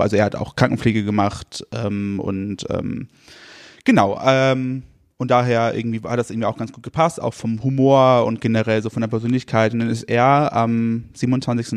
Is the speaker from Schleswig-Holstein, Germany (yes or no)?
yes; Rendsburg, Schleswig-Holstein, Germany; also born or lived in Kiel; now in Altenburg, Germany; ich bin in Rendsburg geboren äh, und bin dann so in Dörfern aufgewachsen.